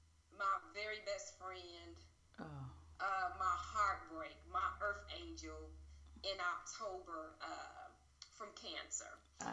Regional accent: Gary, Indiana, United States; moved away as an adult; reestablishing myself in my hometown.

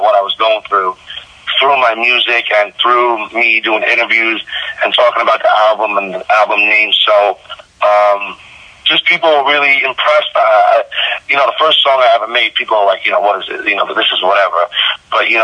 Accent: Long Island / Queens, New York, United States; also born or lived in Smithtown, Long Island; born and raised Long Island. I was born in Smithtown, Long Island, out east, and then I was raised in borderline Long Island, Queens area

